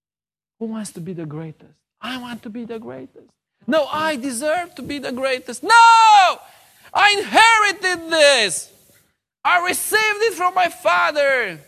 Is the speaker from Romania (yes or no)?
yes; South, Romania; I'm from the South of Romania, so I'm a Southerner.